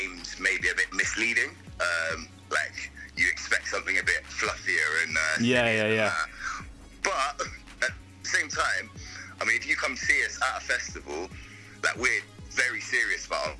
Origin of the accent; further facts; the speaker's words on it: London, United Kingdom; moved away as an adult; now in Bristol, United Kingdom; I grew up in London. I moved to Bristol when I was 18